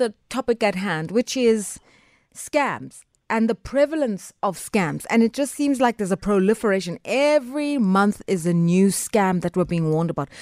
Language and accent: English; South Africa